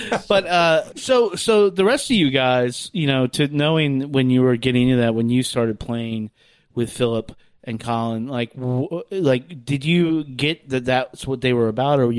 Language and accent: English; Lynchburg, Virginia, United States; I grew up in Lynchburg, Virginia